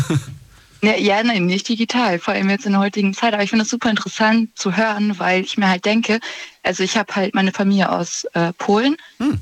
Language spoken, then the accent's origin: German; Germany; ich bin zwar in Deutschland geboren